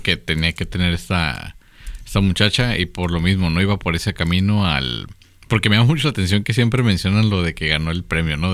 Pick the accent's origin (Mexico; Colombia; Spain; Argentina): Mexico; somos los mexicanos promedio